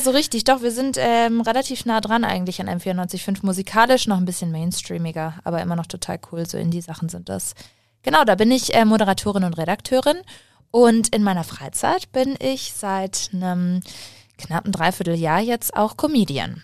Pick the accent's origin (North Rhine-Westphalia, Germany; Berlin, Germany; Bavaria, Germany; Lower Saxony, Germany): Bavaria, Germany; Munich; ich bin in München eigentlich aufgewachsen, wenn man das so sagen kann, denn äh, meine Familie kommt aus Waldperlach